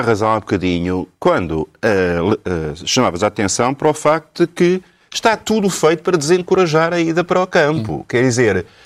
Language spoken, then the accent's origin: Portuguese; Lisbon, Portugal; nasci em Alfama, e, portanto, lembro-me na minha infância